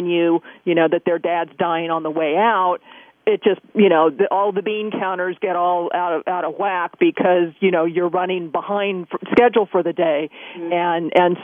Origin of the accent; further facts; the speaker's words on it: California, United States; growing up in California and we're, you know, really close to Yosemite